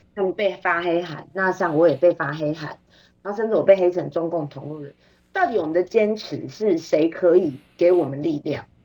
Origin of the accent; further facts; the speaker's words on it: Taiwan; 我们台湾人民